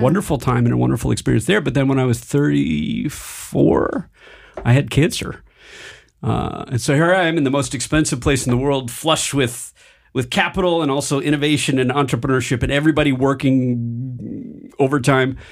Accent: Michigan, United States; moved away; also born or lived in Silicon Valley / Denver; I grew up in Michigan

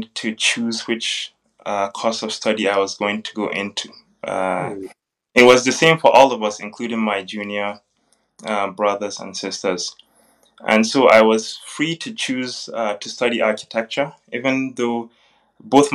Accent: Kaduna, Kaduna State, Nigeria; moved away as an adult; also born or lived in Zaria, Nigeria / Kuala Lumpur, Malaysia; now in South Korea; I was born on 20th September 1986 in Kaduna State of Nigeria. And I started most of my education in Kaduna at Essence International

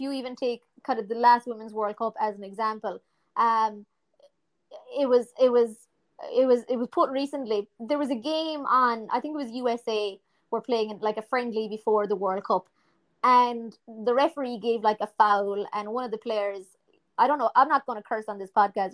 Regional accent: Ireland; from a purely Irish point of view

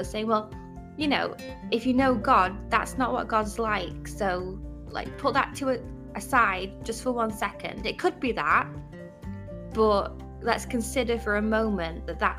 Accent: United Kingdom; me being British

